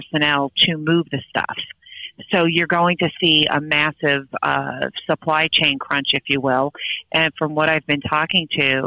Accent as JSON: {"language": "English", "area": "Long Island", "region": "New York", "country": "United States", "tie": "born or raised there", "said": "Ever since I was a little kid, I grew up on Long Island."}